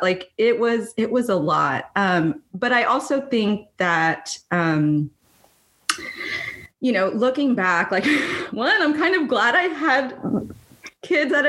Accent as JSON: {"language": "English", "town": "Edcouch", "region": "Texas", "country": "United States", "tie": "born or raised there", "moved": "as an adult", "lives_now": "Northern California, United States", "said": "growing up in Ed Cachesa"}